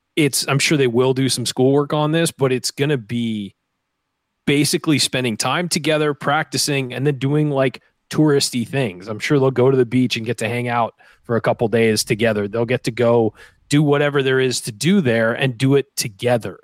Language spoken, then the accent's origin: English; San Diego, California, United States; moved away as an adult; also born or lived in Indiana; I'm from Southern California where it's very dry. There's not a whole lot of humidity. It's, there's an ocean breeze everywhere in San Diego